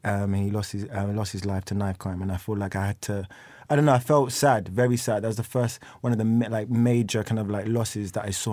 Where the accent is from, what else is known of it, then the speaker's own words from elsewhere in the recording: London, United Kingdom; I'm from, like, East London